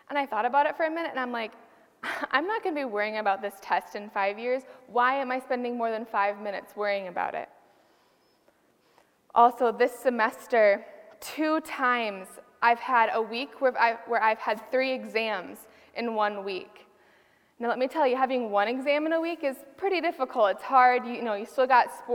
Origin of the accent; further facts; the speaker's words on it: Dubuque, Iowa, United States; I was born in Dubuque